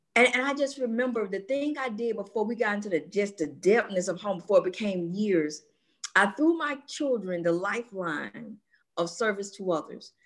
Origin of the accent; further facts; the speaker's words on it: Atlanta, Georgia, United States; born and raised in Atlanta, Georgia